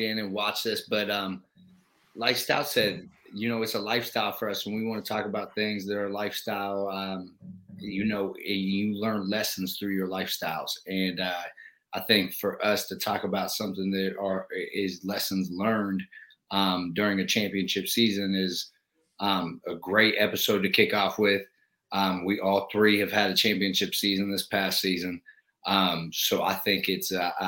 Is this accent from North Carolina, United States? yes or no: no; Youngstown, Ohio, United States; I'm from Youngstown, Ohio. Right now, I currently coach at Northland High School